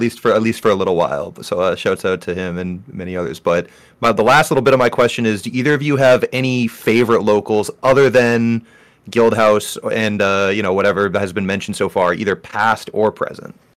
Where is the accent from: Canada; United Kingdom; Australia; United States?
United States; Maine; I am from Maine, and I am heavily involved in the, in the Maine melee scene